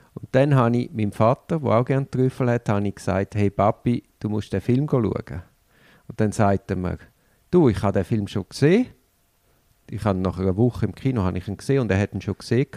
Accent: Switzerland; als Schweizer bist ja du ein bisschen staatsgläubig

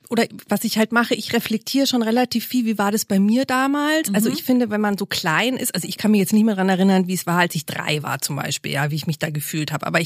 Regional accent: Munich, Bavaria, Germany; ich komme ja aus München

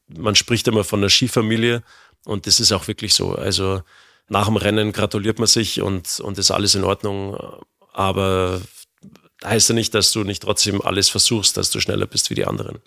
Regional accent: Germany; bei uns in Deutschland

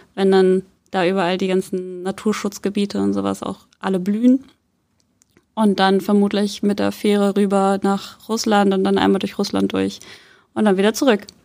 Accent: Soltau, Lower Saxony, Germany; moved away as an adult; now in Hamburg, Germany; Ich bin in Hamburg zwar geboren, bin aber aufgewachsen in äh, Soltau

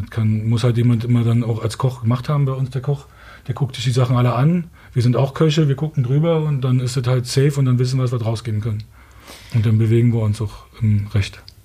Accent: Berlin, Germany; Wir kommen hier aus Ostberlin da hinten. Meine Eltern sind da groß geworden

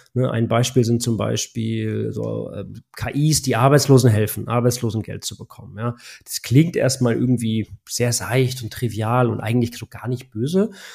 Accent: Germany; bei uns in Deutschland

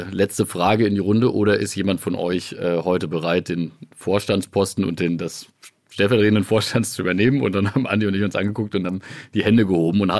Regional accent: Biberach an der Riss, Baden-Württemberg, Germany; freut mich natürlich auch sehr, dass du direkt erstmal mit meiner Heimat anfängst. Äh, dazu muss man tatsächlich wissen, dass wir äh, äh, in Biberach an der Riss ja ein großes Pharmaunternehmen haben

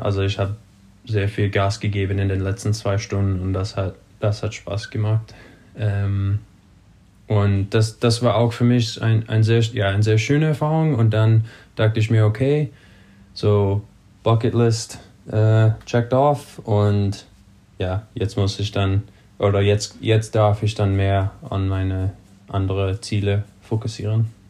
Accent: California, United States; German is a second language; mein Homebase, quasi mein Heimat, ist auf Sea Level hier bei uns in Kalifornien

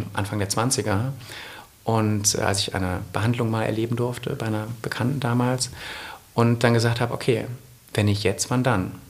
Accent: Essen, North Rhine-Westphalia, Germany; moved away as an adult; now in Munich, Germany; ich komme ursprünglich aus Essen und bin seit vier Jahren in München

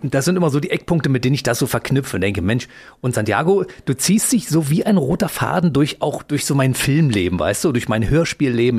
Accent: Berlin, Germany; accent: Berlin dialect; Ich bin ja. Ostberliner

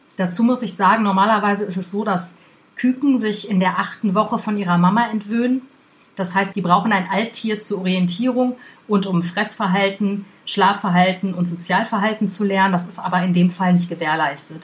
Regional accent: Germany; bei uns in Deutschland

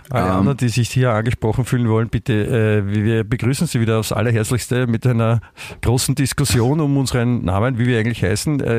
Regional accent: Austria; ich bin in Österreich aufgewachsen, deswegen macht sich die Fragen bitte nicht so schwer

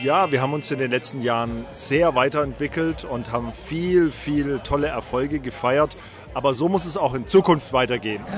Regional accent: Black Forest, Baden-Württemberg, Germany; born or raised there

